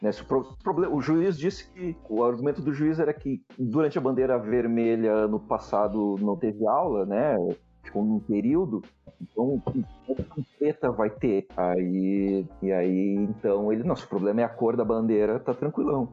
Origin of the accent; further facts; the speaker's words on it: Porto Alegre, Rio Grande do Sul, Brazil; now in Serra Gaúcha, Brazil; minha cidade natal